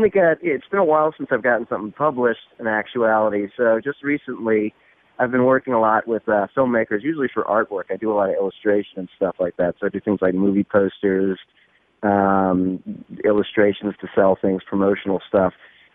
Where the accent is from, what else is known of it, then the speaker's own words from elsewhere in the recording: New Orleans, Louisiana, United States; born there; now in Chicago, United States; No, not originally, no. I was born in Louisiana, specifically New Orleans. No, I don't have the accent everyone expects me to have for some reason.